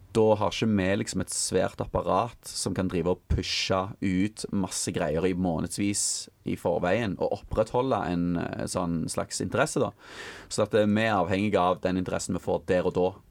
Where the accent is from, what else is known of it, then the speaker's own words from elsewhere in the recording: Stavanger, Rogaland, Norway; jeg kommer jo fra Stavanger